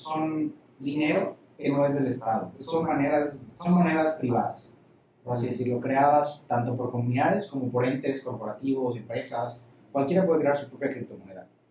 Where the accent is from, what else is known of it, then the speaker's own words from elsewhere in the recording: Campeche, Mexico; Nací aquí en Campeche, tengo 23 años.